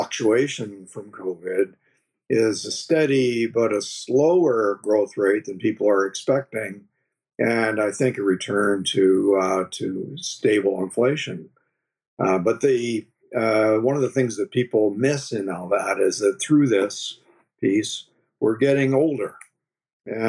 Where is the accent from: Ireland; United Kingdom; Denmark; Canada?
Canada; Oshawa, Ontario; I grew up in Oshawa, down near Toronto, the Motor City